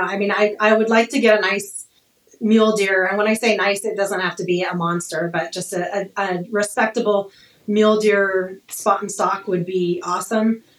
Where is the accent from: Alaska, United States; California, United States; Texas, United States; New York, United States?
Alaska, United States; moved away as an adult; also born or lived in Anchorage, Alaska / northern Arizona; now in Arizona, United States; I was born and raised in Alaska